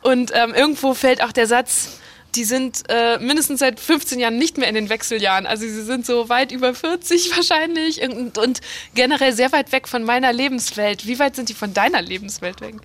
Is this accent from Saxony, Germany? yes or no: no; Borken, North Rhine-Westphalia, Germany; Borken ist meine Heimatstadt